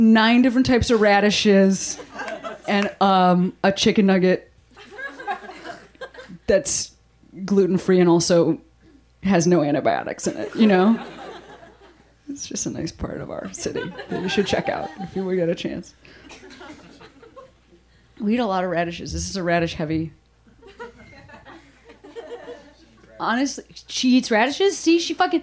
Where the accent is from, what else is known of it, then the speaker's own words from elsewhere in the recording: Chicago, Illinois, United States; now in Los Angeles, United States; I'm from Chicago originally